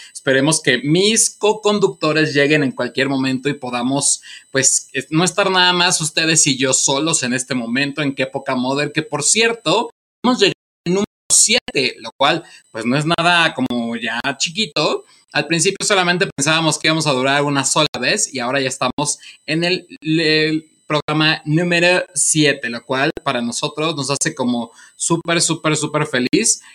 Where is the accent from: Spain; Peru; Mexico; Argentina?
Mexico; nosotros como mexicanos